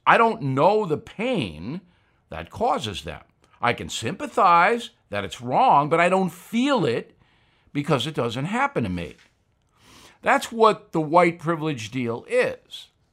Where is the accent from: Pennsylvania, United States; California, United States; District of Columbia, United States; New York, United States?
New York, United States; Levittown; my home growing up in Levittown, New York